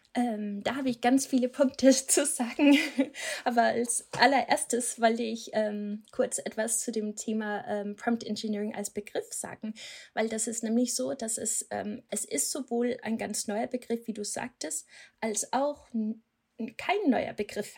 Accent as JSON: {"language": "German", "country": "Denmark", "second_language": "German", "moved": "yes", "said": "Ich komme aus Dänemark, deswegen habe ich diesen komischen Akzent"}